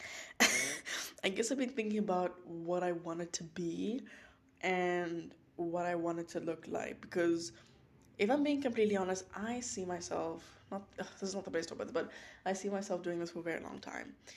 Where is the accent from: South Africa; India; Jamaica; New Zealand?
South Africa; George, Western Cape; moved away as an adult; now in North Carolina, United States; South Africa, that's where I was born, born and raised. That's my place. That's my home. Um, I'm from George.